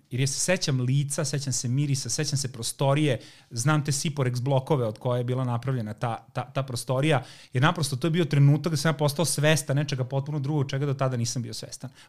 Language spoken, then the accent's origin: Croatian; Zrenjanin, Vojvodina, Serbia; ja sam dete iz Banata